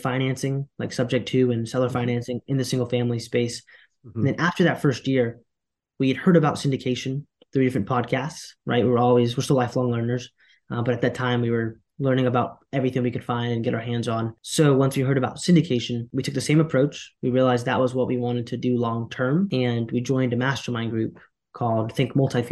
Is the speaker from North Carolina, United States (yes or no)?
yes; Durham, North Carolina, United States; also born or lived in Queens, New York; I was born in Queens, New York, moved to Durham, North Carolina with my single mother and my two brothers and an older sister. Grew up here